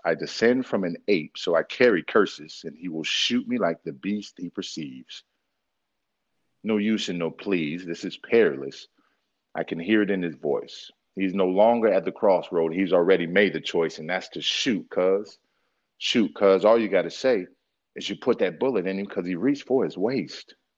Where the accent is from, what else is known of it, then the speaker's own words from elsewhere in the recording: Philadelphia, Pennsylvania, United States; moved away; also born or lived in Georgia / Milwaukee, Wisconsin / Anchorage, Alaska; I grew up in Philadelphia. I grew up between Philadelphia and Dirt Road, Georgia, and then I was here